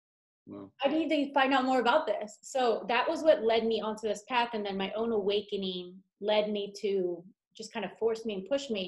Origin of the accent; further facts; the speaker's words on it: Philadelphia, Pennsylvania, United States; also born or lived in Las Vegas; now in Los Angeles, United States; Philadelphia, where I'm from